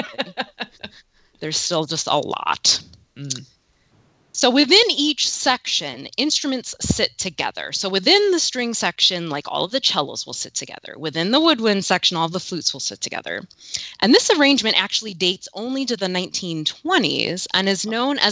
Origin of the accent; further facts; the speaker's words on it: Milwaukee, Wisconsin, United States; I'm from Milwaukee, the Milwaukee Symphony Orchestra